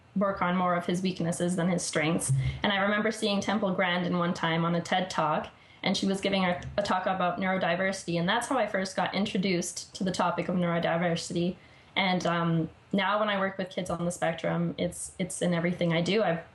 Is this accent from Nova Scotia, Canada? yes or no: no; Vancouver, British Columbia, Canada; my hometown here in Vancouver